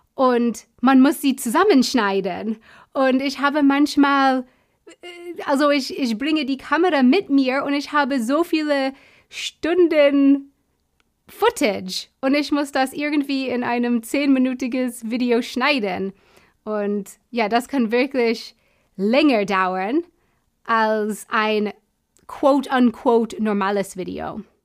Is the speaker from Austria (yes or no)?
no; United States; German is a second language; now in Munich, Germany; Ich komme nicht aus Deutschland, sondern aus den USA.